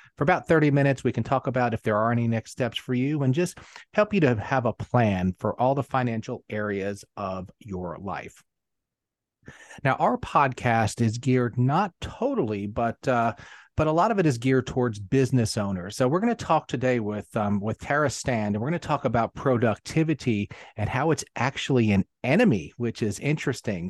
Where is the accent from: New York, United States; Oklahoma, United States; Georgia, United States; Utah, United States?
New York, United States; New York City; now in South Carolina, United States; I actually grew up in Queens